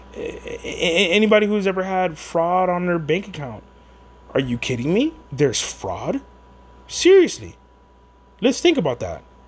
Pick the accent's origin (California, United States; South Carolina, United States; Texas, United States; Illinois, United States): Texas, United States; San Antonio; I'm just from San Antonio